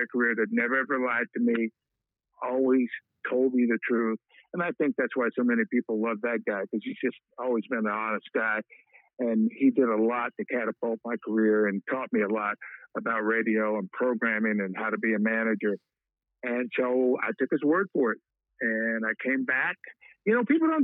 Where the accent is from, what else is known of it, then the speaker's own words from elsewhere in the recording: Wichita, Kansas, United States; moved away as an adult; also born or lived in San Diego; I was a kid from Wichita, went to the big market of San Diego